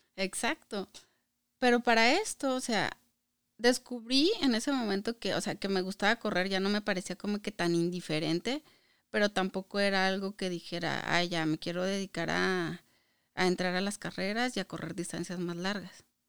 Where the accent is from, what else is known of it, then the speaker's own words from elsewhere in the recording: Hidalgo del Parral, Chihuahua, Mexico; moved away as an adult; now in Michigan, United States; soy mexicana eh, y soy del estado de Chihuahua, pero de un municipio que se llama Hidalgo del Parral.